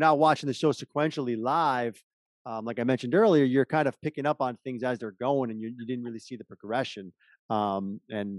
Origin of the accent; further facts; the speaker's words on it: New York, United States; we're from New York